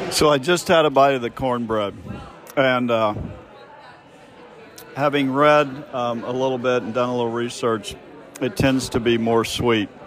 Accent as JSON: {"language": "English", "town": "Kansas City", "region": "Missouri", "country": "United States", "tie": "born or raised there", "said": "growing up in Kansas City"}